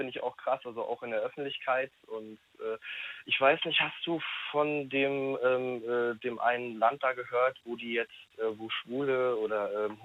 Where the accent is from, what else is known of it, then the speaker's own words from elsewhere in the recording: Rostock, Mecklenburg-Vorpommern, Germany; also ich wohne, also ich komme aus Rostock, wurde doch dort geboren, bin jetzt in der Nähe, also circa eine halbe Stunde von Rostock.